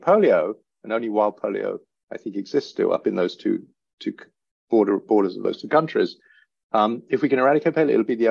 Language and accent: English; England, United Kingdom; accent: English; now in United States; in the States, which is where I'm based, despite my English accent